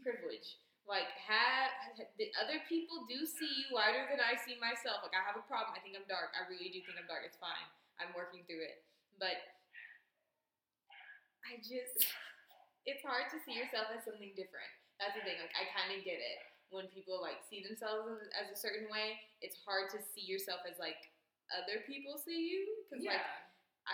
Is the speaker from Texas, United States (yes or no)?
yes; Texas, United States; I'm from here, from Texas.